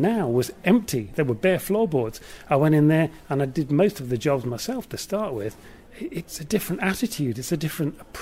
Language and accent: English; North Shields, North East England, United Kingdom; moved away as an adult; also born or lived in London / Devon; I come from North Shields. So I was born and brought up in North Shields